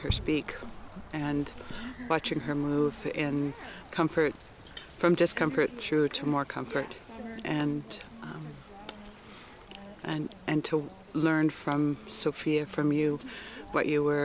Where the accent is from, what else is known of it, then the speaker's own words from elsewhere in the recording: Whispering Pines/Clinton Indian Band, Secwepemc Nation, British Columbia, Canada; I'm from the Whispering Pines Clinton Indian Band, part of the Sequatnik Nation.